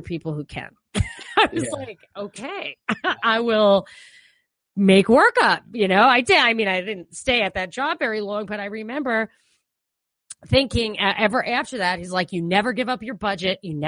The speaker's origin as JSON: {"language": "English", "region": "New York", "country": "United States", "accent": "New York", "said": "I'm a New Yorker. I have a New York accent."}